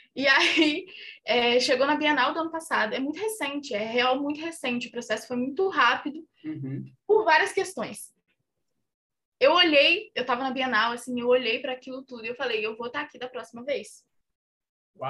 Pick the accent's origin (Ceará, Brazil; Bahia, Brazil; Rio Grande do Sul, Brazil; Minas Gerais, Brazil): Minas Gerais, Brazil; eu cresci em Minas, numa cidade muito pequena